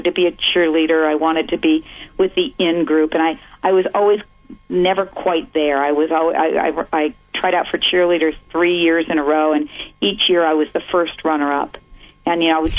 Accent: San Mateo, California, United States; I grew up in San Mateo, California, in the, you know, ultimate suburban life

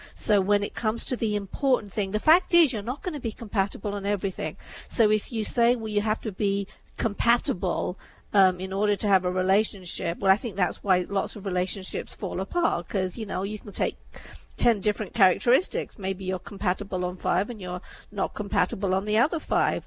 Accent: England, United Kingdom; also born or lived in India; I was born in India, brought up in England. My upbringing was very Indian in England.

